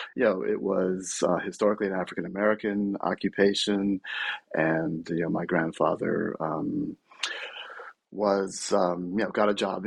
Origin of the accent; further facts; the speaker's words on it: Bay Area, California, United States; I'm from the Bay Area originally